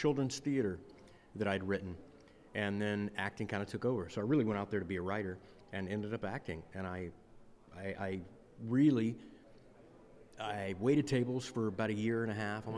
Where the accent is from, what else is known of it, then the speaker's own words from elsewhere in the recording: Texas, United States; I grew up in Texas